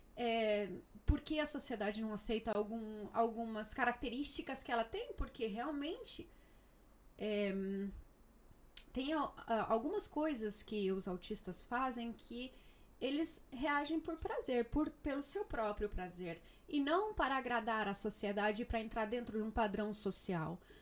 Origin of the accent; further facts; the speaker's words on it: Brazil; now in Murcia, Spain; eu sou brasileira, mamãe de duas crianças maravilhosas